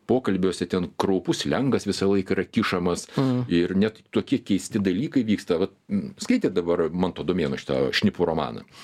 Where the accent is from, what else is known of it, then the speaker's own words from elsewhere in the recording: Lithuania; mes lietuviai